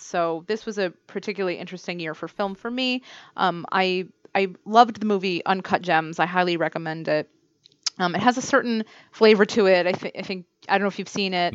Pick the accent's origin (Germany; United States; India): United States; New York; now in Cambridge, United States; I'm actually from New York